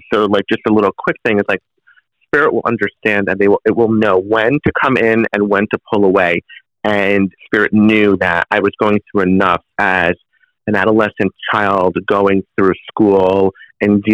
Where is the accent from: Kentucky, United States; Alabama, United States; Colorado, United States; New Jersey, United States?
New Jersey, United States; I'm born and raised in New Jersey